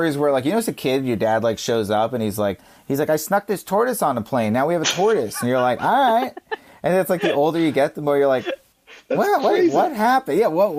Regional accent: Virginia, United States; I grew up in Virginia

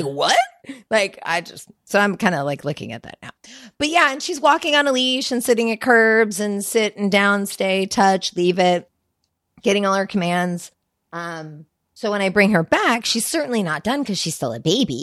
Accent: Sacramento, California, United States; also born or lived in Los Angeles; now in Santa Rosa, United States; I grew up in Sacramento

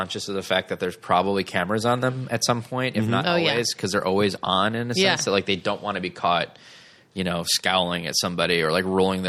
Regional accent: Okemos, Michigan, United States; moved away; I'm originally from the Detroit area. So which burb? I'm from Okemos, which is from near East Lansing.

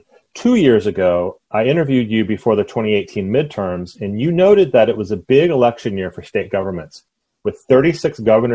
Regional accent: Texas, United States; when I was a kid growing up in Texas

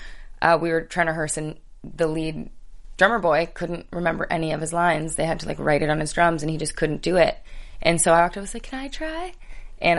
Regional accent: Richmond Hill, Ontario, Canada; also born or lived in Newmarket; I was born in Richmond Hill, and my family now lives in Newmarket

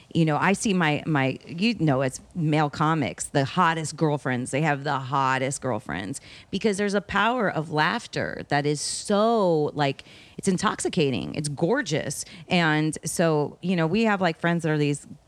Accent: Miami, Florida, United States; I'm from Miami.

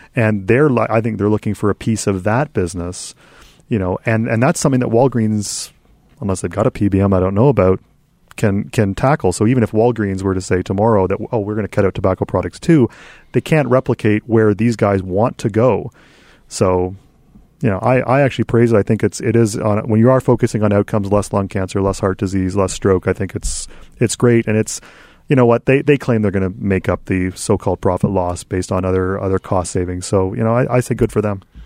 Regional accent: Canada; as the Canadian interloper

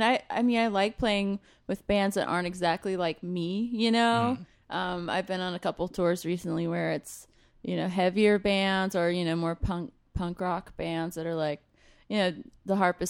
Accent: North Carolina, United States; moved away as an adult; also born or lived in Rochester, New York / Vienna, Austria; now in Philadelphia, United States; I'm from North Carolina originally.

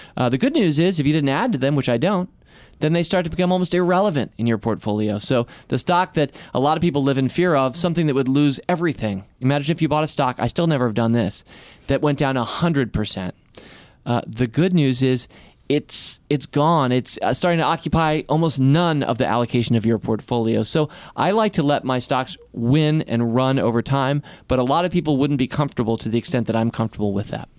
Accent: Washington, District of Columbia, United States; my hometown newspaper that I grew up

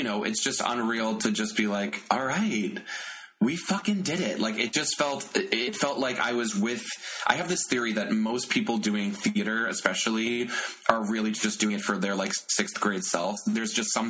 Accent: Bay Shore, New York, United States; I'm from Long Island originally.

